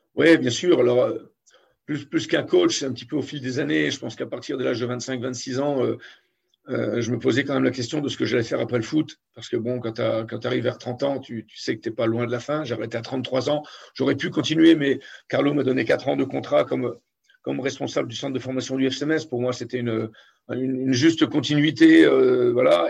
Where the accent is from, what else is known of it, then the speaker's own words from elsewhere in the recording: Metz, Grand Est, France; je suis messin, même si je suis né à Grand, je suis messin, je suis arrivé à Metz, j'avais à peine deux ans